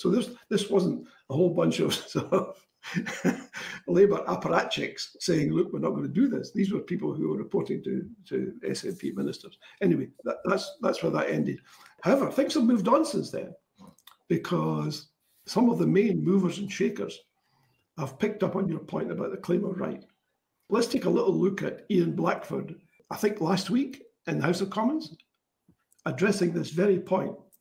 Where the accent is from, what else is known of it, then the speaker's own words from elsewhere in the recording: Kinross, Scotland, United Kingdom; a long-time resident of uh, Kinross